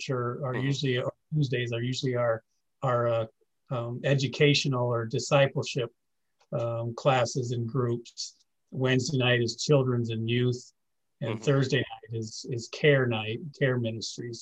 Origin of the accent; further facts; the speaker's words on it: near Davenport, Iowa, United States; moved away; I grew up in a little town. Thriving metropolis of 150, just outside of Davenport